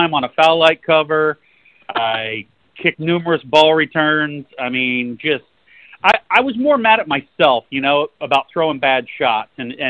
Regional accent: St. Petersburg, Florida, United States; Growing up in St. Pete, Florida, my dad owned a bowling center

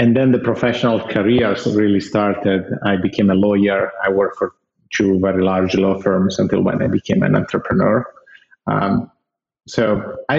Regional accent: Italy; I'm Italian. I was born and raised in Italy

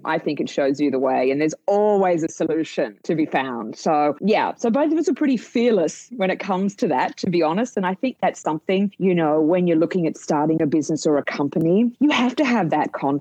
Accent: Australia; now in United States; You can tell by my accent, I'm from Australia

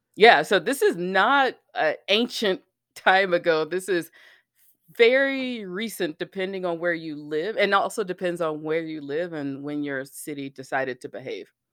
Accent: Alabama, United States; I lived, I grew up in Alabama

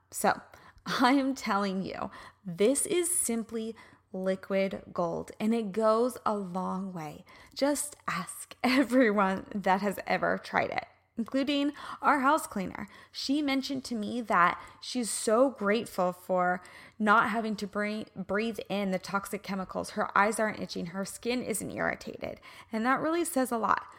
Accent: Kansas City, United States; moved away; I'm originally from Kansas City

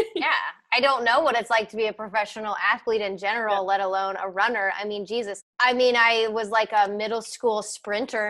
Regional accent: Cincinnati, Ohio, United States; I have Ohio pride, I guess, because I grew up here and like my parents and my grandparents and my great grandparents, like everyone's from Cincinnati

